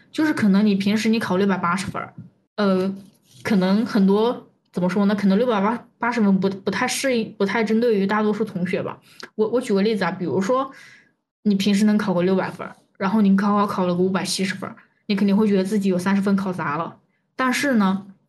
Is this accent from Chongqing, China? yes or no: yes; Chongqing, China; 因为我是重庆人